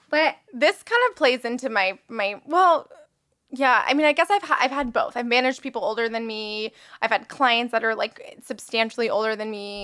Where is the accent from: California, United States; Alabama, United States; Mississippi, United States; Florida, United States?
Florida, United States; West Palm Beach; now in Los Angeles, United States; I moved to West Palm Beach, which is where my hometown is